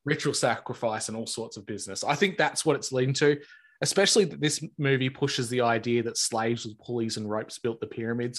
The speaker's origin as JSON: {"language": "English", "country": "Australia", "said": "a small time Aussie guy that's on the other side of the world"}